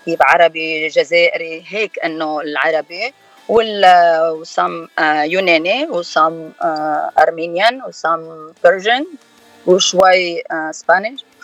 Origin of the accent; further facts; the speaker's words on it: Lebanon; now in United States; أنا من لبنان